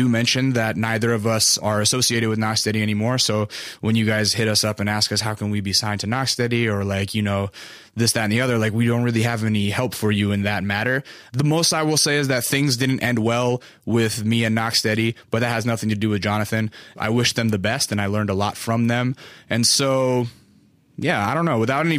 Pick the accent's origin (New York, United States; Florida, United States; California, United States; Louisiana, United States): California, United States; Los Angeles; I'm from Los Angeles and people call me that because I'm Korean.